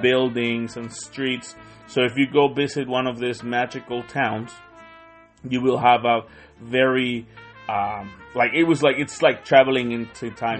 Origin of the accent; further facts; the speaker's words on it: Tonalá, Jalisco, Mexico; English is a second language; now in New Zealand; I'm from a city called Guadalajara. Now, this see, well, I'm actually from Tonalá